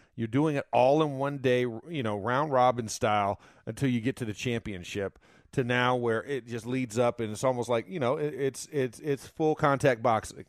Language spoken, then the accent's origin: English; Florida, United States; my home state is uh, is known for these crazy uh, accusations